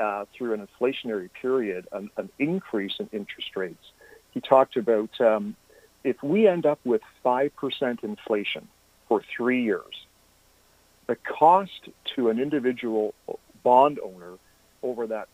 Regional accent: Canada; we're Canadian as well

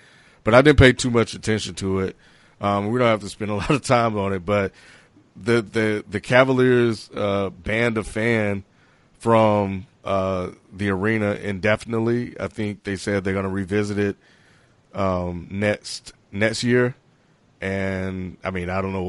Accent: United States; being American black

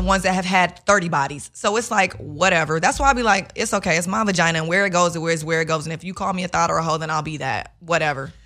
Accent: Chicago, Illinois, United States; I'm, I'm from Chicago

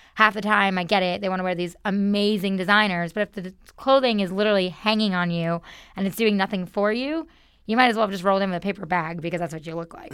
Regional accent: New York, United States; moved away as an adult; I'm originally from New York

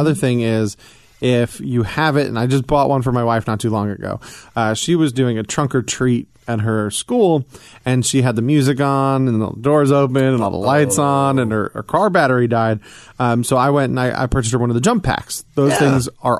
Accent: Atlanta, Georgia, United States; moved away as an adult; also born or lived in New York; now in Midwest, United States; spending the majority of my years down in Atlanta

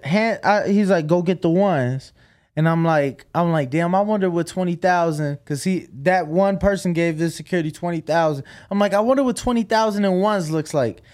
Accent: Chicago, Illinois, United States; moved away

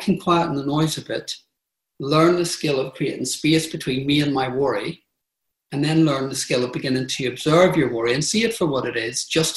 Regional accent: Belfast, Northern Ireland, United Kingdom; moved away; I grew up in Northern Ireland in the Troubles. So I grew up in Belfast with bombs and bullets.

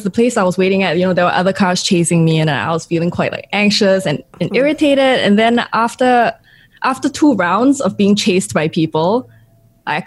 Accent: Singapore; I'm from Singapore

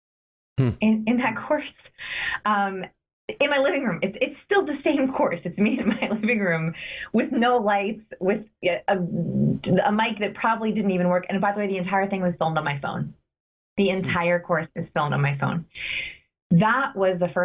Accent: Los Angeles, California, United States; I grew up in Los Angeles

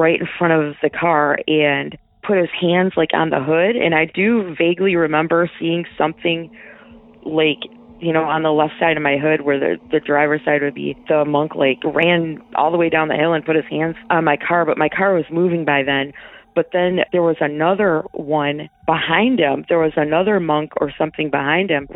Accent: Michigan, United States; I'm from Michigan

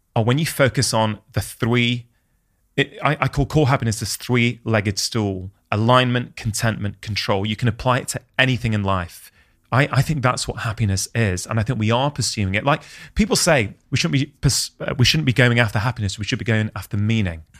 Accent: United Kingdom; as an Indian immigrant's child in the U K

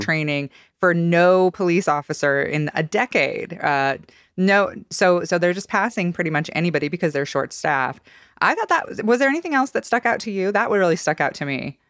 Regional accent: Boise, Idaho, United States; moved away; my hometown is, is hosting him

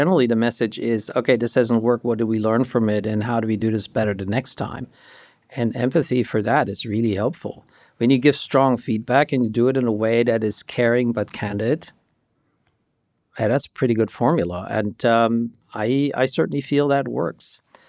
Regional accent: Germany; English is a second language; moved away; also born or lived in Michigan, United States; So the listeners might hear a trace of an accent. So I grew up in Germany, and I grew up in a everything is good context. Middle-class family, there was no problems.

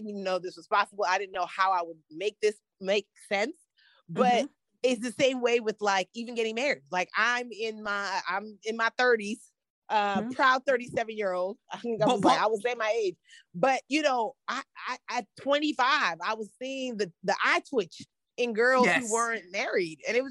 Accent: United States; also born or lived in Nigeria; I'm Nigerian American gal, parents have these very specific expectations

